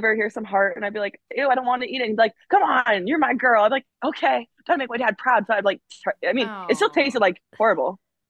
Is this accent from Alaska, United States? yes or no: yes; Alaska, United States; I'm from Alaska back home. We will go fishing.